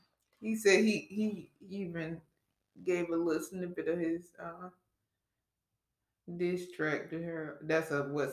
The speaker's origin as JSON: {"language": "English", "area": "Gwinnett", "region": "Georgia", "country": "United States", "said": "I'm from Gwinnett"}